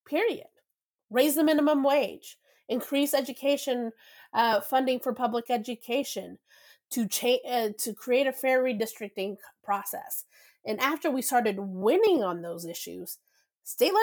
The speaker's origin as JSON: {"language": "English", "region": "Texas", "country": "United States", "tie": "born or raised there", "also_born_or_lived": "Venezuela", "moved": "yes", "said": "I grew up in Texas. We do not have the citizen-led process in my home state."}